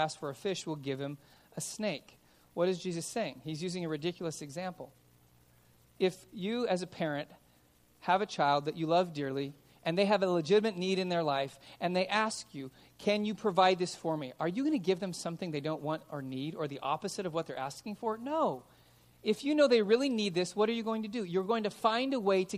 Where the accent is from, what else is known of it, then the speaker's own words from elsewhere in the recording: Los Angeles, California, United States; now in Simi Valley, United States; I grew up in Van Nuys